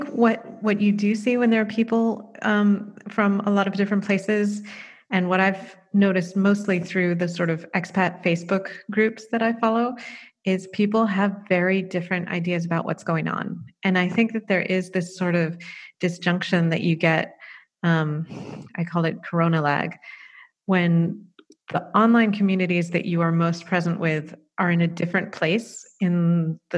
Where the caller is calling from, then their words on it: The Hague, South Holland, Netherlands; I'm in The Hague in the Netherlands, and Honestly, from my window, it looks pretty normal here.